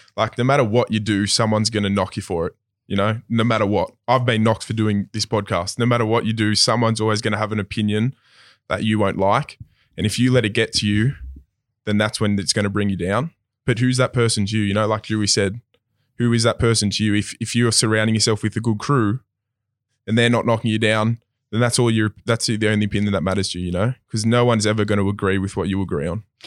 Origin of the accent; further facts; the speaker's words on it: Sydney, New South Wales, Australia; I come from Maroubra East Gardens of, my dad's a builder, so we've always moved in that kind of area